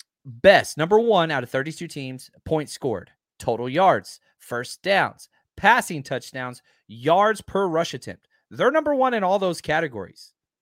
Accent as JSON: {"language": "English", "region": "Texas", "country": "United States", "said": "I'm from Texas."}